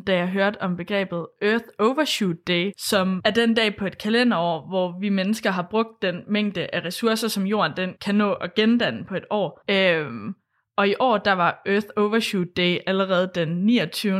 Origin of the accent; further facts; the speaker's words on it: Thy, North Denmark Region, Denmark; now in Aarhus, Denmark; jeg kommer fra Thy